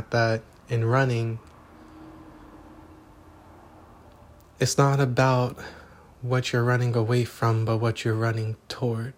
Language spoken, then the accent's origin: English; Los Angeles, California, United States; moved away; I am reporting from Los Angeles, California